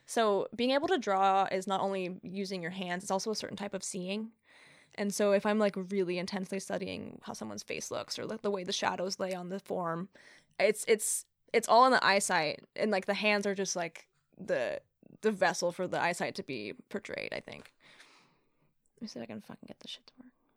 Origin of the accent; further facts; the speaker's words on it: Humboldt, California, United States; also born or lived in Central Point, Oregon / Eugene, Oregon; now in Eureka, United States; when I was a kid growing up in Humboldt